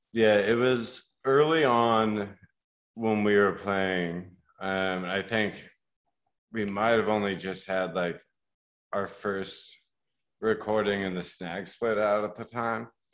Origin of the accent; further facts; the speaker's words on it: Colorado, United States; now in Milwaukee, United States; I grew up in Colorado